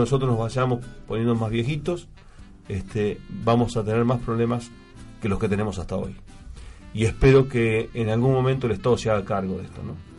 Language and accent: Spanish; Argentina; como argentino y como veterano de guerra